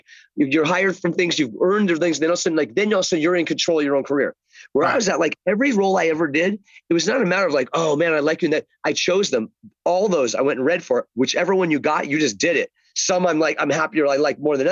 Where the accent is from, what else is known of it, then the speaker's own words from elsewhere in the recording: Chicago, Illinois, United States; also born or lived in Englewood; I was born in Chicago